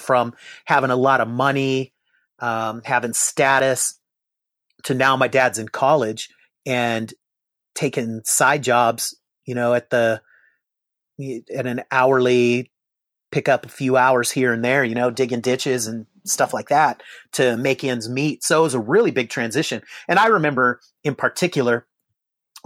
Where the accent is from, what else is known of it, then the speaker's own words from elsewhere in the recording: Seattle, Washington, United States; moved away as an adult; also born or lived in Bakersfield, California / San Diego, California; now in Oklahoma, United States; I was raised in Seattle